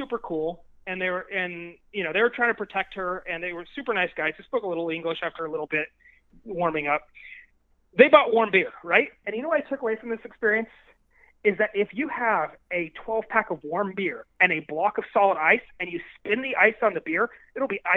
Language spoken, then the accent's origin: English; United States; I'm from America